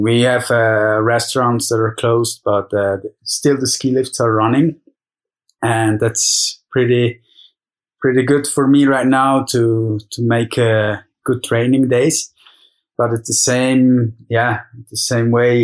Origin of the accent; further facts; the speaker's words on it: Zermatt, Valais, Switzerland; I'm in Zermatt, Switzerland, my hometown